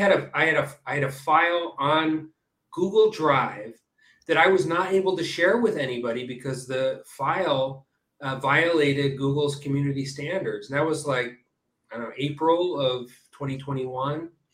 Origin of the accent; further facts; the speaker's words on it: California, United States; now in Israel; I was born in the U.S. I grew up in California, and I now live and work in Israel